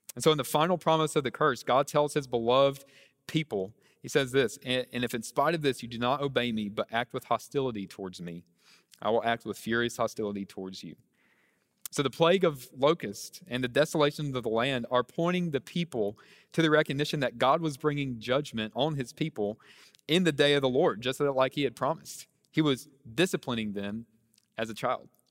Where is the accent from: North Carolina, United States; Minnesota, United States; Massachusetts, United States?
North Carolina, United States; near Charlotte; moved away as an adult; now in New Orleans, United States; I'm originally from North Carolina, uh, near Charlotte's where I grew up.